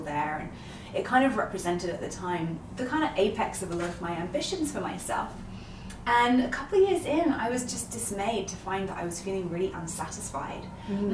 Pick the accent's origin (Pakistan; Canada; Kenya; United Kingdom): United Kingdom; London; moved away as an adult; now in New York, United States; in London, where I'm from. I'm a Londoner born and bred.